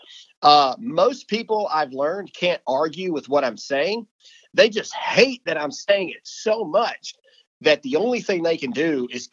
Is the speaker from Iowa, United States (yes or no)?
no; Mississippi, United States; I'm from Mississippi. I'm still in Mississippi, and I'm getting ready to move out to Texas.